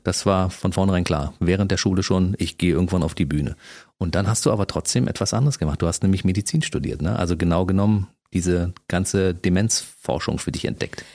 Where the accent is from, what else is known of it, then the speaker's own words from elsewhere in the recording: Berlin, Germany; als Berliner